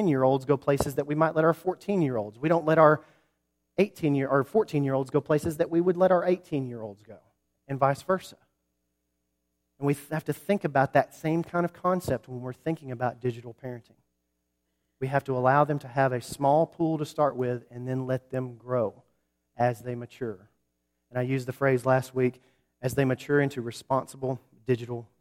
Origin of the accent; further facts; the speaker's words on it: Huntsville, Alabama, United States; also born or lived in New Market, Alabama; I grew up in Huntsville, Alabama